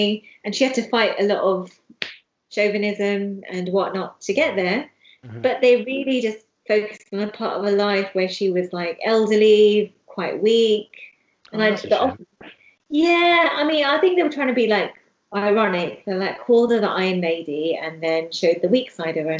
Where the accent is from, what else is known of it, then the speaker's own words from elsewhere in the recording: London, United Kingdom; I'm from London. Even though I'm from Hounslow